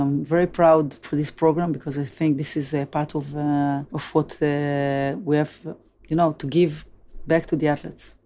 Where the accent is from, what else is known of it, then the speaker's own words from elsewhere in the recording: Tel Aviv, Tel Aviv District, Israel; Tel Aviv, which I was born and grew up